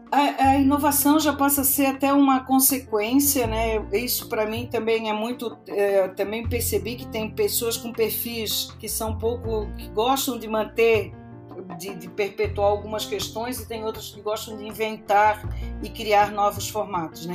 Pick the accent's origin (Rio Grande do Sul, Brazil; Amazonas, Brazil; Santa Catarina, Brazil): Santa Catarina, Brazil; Florianópolis; moved away as an adult; now in São Paulo, Brazil; Eu sou de Florianópolis, nasci lá e passei a minha adolescência, a minha juventude sem meu pai italiano deixar eu vir para São Paulo.